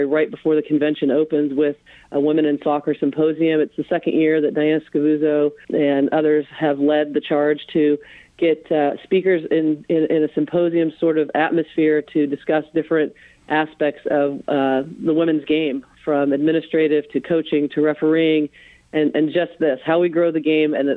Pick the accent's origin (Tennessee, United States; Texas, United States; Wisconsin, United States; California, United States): California, United States; Los Angeles; moved away; my hometown in Los Angeles